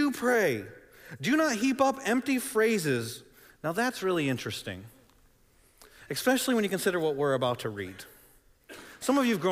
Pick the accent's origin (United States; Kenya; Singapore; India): United States; Michigan; moved away; I grew up in Michigan